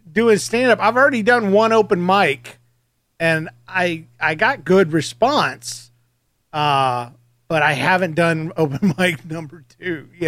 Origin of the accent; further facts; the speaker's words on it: Georgia, United States; I'm from Georgia as well